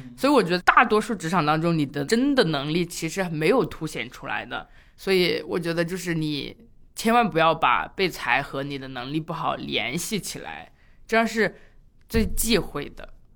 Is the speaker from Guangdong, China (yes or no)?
yes; Zhanjiang, Guangdong, China; moved away; also born or lived in Beijing; 甚至是回湛江，就我老家